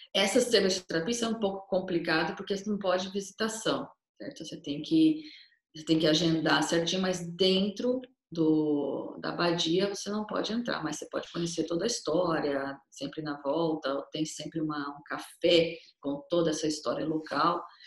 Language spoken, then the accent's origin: Portuguese; Cuiabá, Mato Grosso, Brazil; moved away as an adult; now in Belgium; Eu sou do Mato Grosso, de Cuiabá